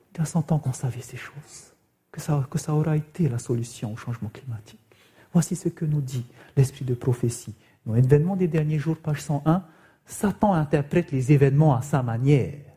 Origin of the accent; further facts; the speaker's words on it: Raiatea, Leeward Islands, French Polynesia; chez nous, à Réatea, dans cette île de la Polynésie française, il y avait même des enfants, nos élèves